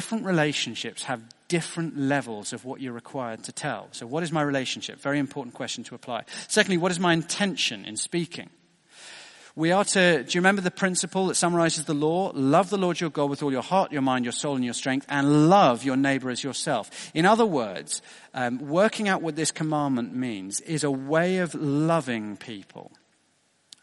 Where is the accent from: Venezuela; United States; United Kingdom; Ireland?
United Kingdom; being British